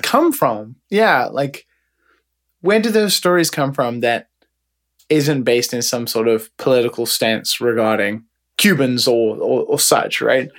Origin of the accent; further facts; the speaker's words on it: United Kingdom; now in Japan; I'm a British man